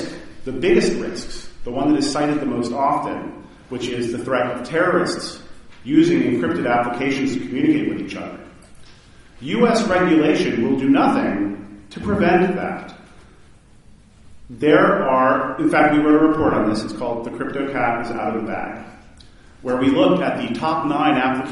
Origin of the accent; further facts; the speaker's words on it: Baton Rouge, Louisiana, United States; my hometown in Baton Rouge